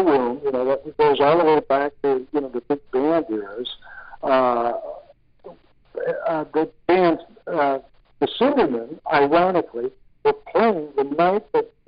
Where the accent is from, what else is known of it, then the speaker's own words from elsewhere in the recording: Newport Beach, California, United States; also born or lived in Malibu, California; now in Cardiff by the Sea, United States; I actually grew up in Orange County, of course, you know, where Newport is, and then lived many years because of having to be near the studios in the L.A. area, actually 22 years